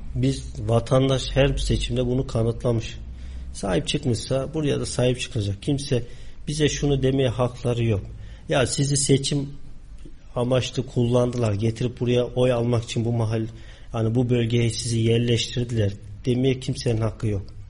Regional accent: Kayseri, Kayseri Province, Turkey; also born or lived in Ağrı; Aslen Ağrılı, Kayseri'de doğup büyüdüm.

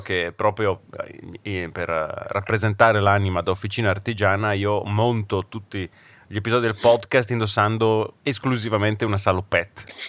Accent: Brescia, Lombardy, Italy; accent: bresciano; ho l'accento bresciano

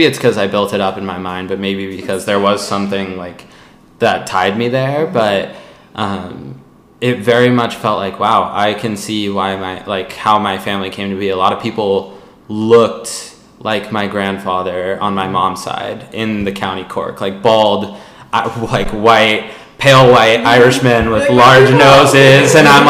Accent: California, United States; maybe that's because I'm from California

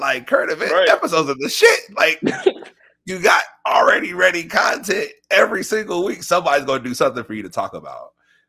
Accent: Maryland, United States; I mean, I come from Maryland. I used to drive from Silver Spring to like Bowie.

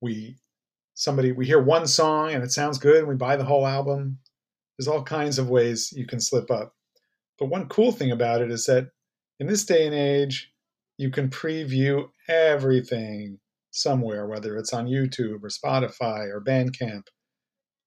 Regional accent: New York City, New York, United States; I grew up in the Upper West Side where there was a lot of Cuban immigrants

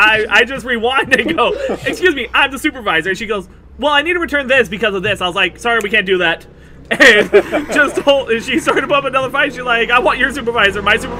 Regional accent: California, United States; I'm fairly certain that's just because I came from California. Like, what's up is a very Californian thing to say.

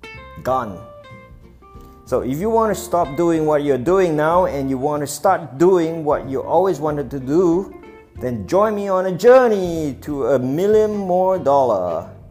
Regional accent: Singapore; I'm from Singapore.

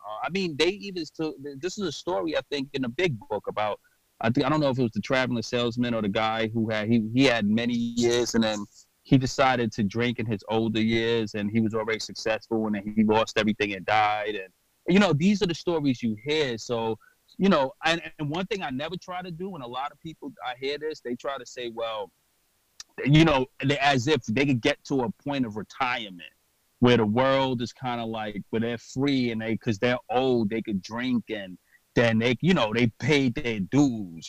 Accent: New York City, New York, United States; I'm from New York and Brooklyn

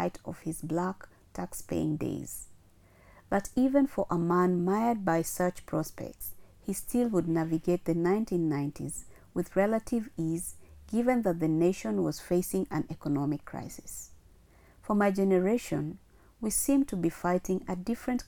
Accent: Kisumu, Kisumu County, Kenya; now in Nairobi, Kenya; my hometown Kisumu

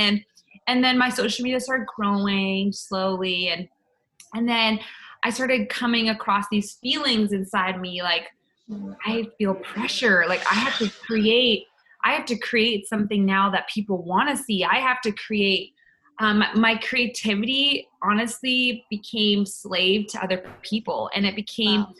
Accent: Canada; moved away as an adult; now in United States; I was waiting for my green card, because I'm from Canada

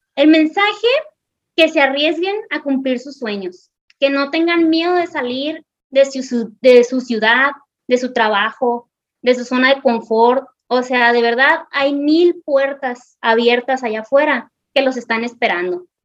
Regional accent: northern Mexico, Mexico; nosotros los mexicanos

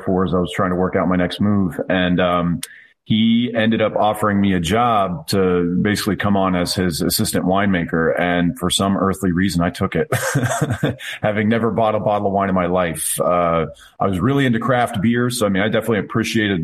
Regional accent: Lawrenceville, Georgia, United States; now in Lumpkin County, Georgia, United States; born and raised in Lawrenceville, Georgia

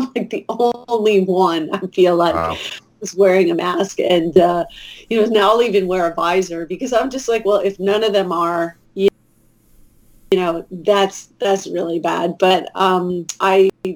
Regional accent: New York area, United States; moved away; I'm from the New York area

